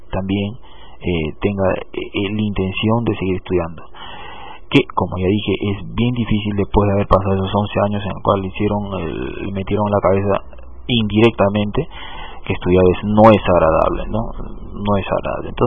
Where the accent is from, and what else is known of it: Peru